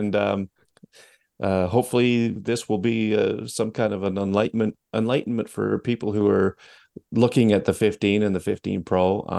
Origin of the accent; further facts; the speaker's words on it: Canada; I should just stick to being Canadian.